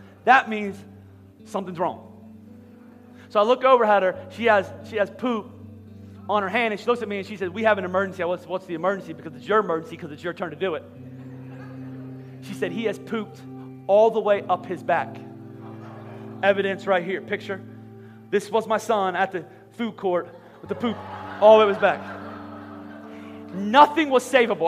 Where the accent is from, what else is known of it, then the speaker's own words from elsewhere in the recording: Philadelphia, Pennsylvania, United States; we're from Philadelphia.